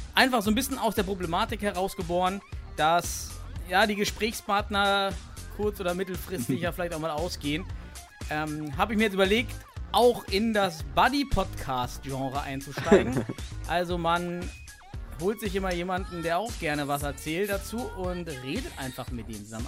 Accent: East Germany, Germany; ich komme aus dem Osten

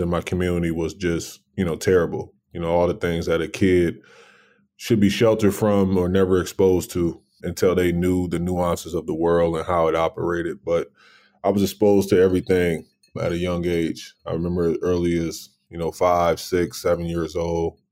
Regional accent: Racine, Wisconsin, United States; I'm born and raised in Racine, Wisconsin

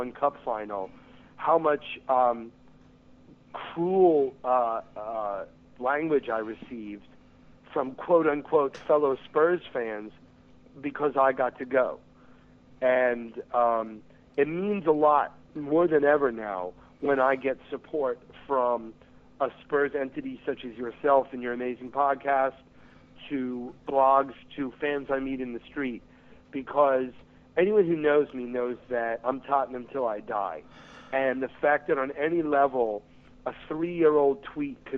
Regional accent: United States; Red Bulls are my hometown team

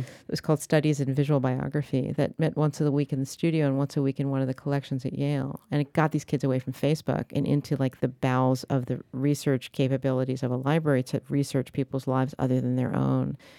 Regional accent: Paris, Île-de-France, France; moved away; I grew up in Paris

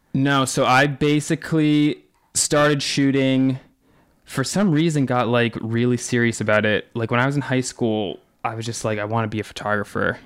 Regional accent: North Attleboro, Massachusetts, United States; I grew up in North Attleboro, Massachusetts, which is about 45 minutes south of Boston

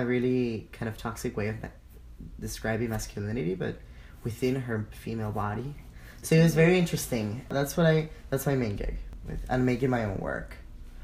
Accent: Caracas, Capital District, Venezuela; moved away as an adult; also born or lived in Winona, Minnesota; now in Twin Cities, United States; I'm from Caracas, Venezuela. I moved to Winona, Minnesota, straight from Caracas when I was 18

